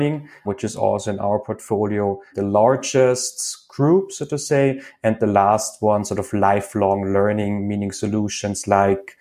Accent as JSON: {"language": "English", "country": "Austria", "accent": "Austrian", "second_language": "English", "moved": "as an adult", "lives_now": "Paris, France", "said": "originally, I'm from Austria, actually, so listeners won't get to hear my lovely Austrian accent today as we're doing this in English. But yeah, I'm in Paris at the moment"}